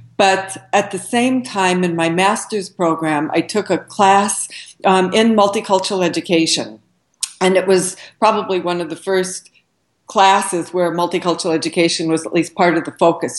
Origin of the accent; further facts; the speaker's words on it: Southern Oregon, United States; moved away as an adult; also born or lived in Seattle, Washington; I grew up in Southern Oregon